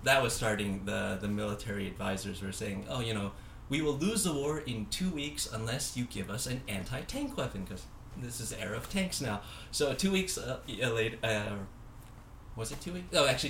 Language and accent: English; Taiwan; my parents are from Taiwan, and I just graduated college. I can play the. I'm gonna go back to my home country for a year and study Chinese.